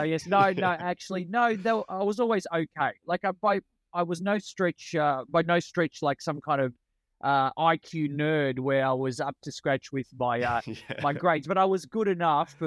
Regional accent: Melbourne, Victoria, Australia; first language Italian; English is a second language; Melbourne, where I'm from.

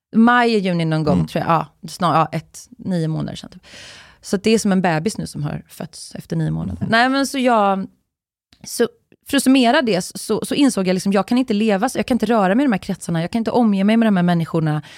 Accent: Uddevalla, Västra Götaland, Sweden; jag är ju från, jag är uppvuxen i Uddevalla

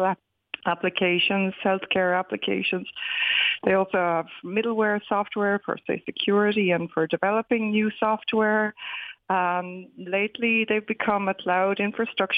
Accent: Wexford, Leinster, Ireland; moved away as an adult; also born or lived in Dublin; now in California, United States; I grew up in Wexford, went to the Fyfe

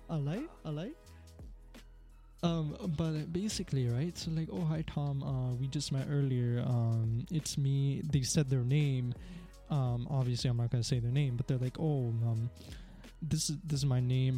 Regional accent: Canada; I'm from Canada

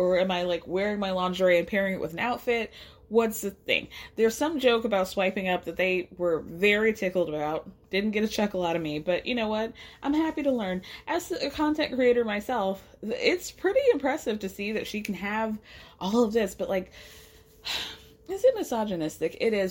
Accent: New York City, New York, United States; As a New Yorker, that just does not connect for me.

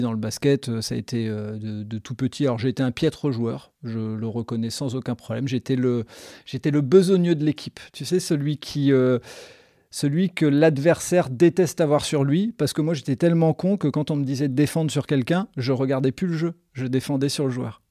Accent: the Nord, Hauts-de-France, France; le Nord parce que c'est là où je suis né, c'est là où j'ai grandi, donc et que j'ai pas bougé

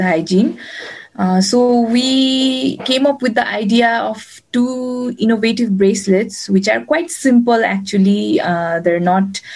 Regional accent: Kathmandu, Bagmati, Nepal; I'm from Kathmandu, Nepal.

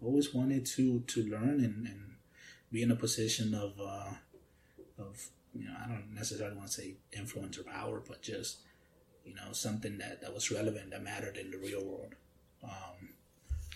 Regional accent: Key West, Florida, United States; also born or lived in Atlanta; I was raised in Key West

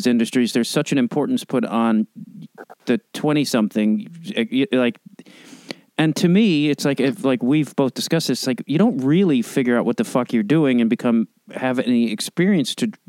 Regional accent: Chicago, Illinois, United States; I'm from Chicago

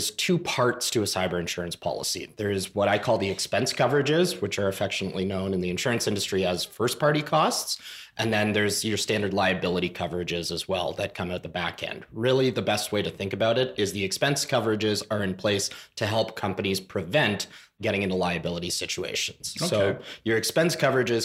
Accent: Canada

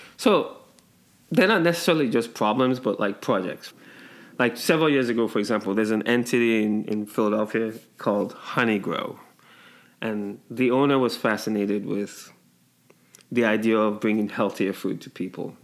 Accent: Nigeria; moved away; also born or lived in England; I grew up in Nigeria and uh, spent some time in England.

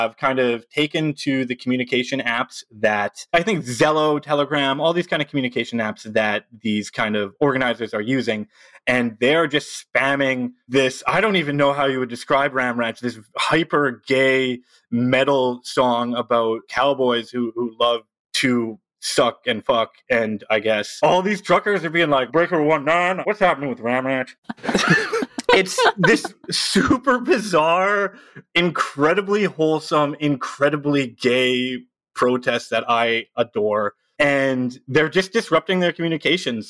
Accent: Edmonton, Alberta, Canada; In Edmonton, my hometown

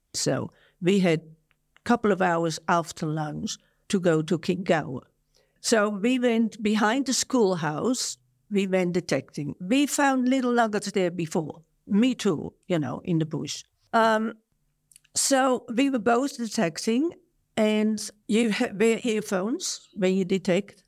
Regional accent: Netherlands; moved away as an adult; now in Australia; I was born in Holland, one of twelve children. I went to Australia at twenty-five, twenty-six years of age

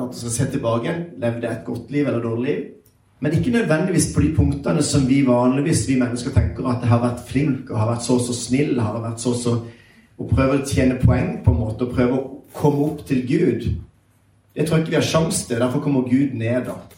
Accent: Sørlandet, Norway; jeg er sørlending, så jeg prater litt seinere

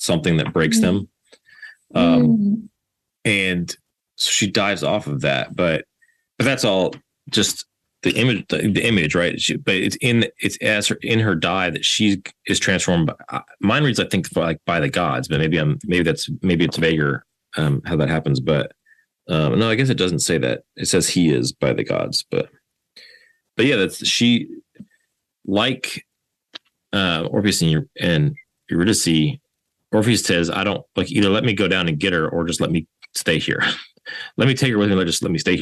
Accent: Louisiana, United States; my experience growing up in Louisiana.

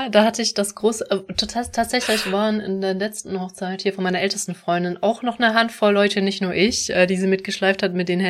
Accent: Germany; das ist also, also wirklich ein Konzept, was für mich einfach schwierig ist, so als Deutsche, ne, das zu, zu verstehen

